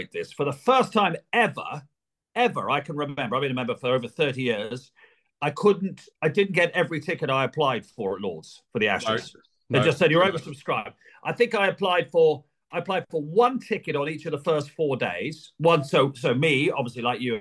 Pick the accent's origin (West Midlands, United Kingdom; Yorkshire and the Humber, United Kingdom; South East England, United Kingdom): South East England, United Kingdom; Sussex; I'm born and bred in Sussex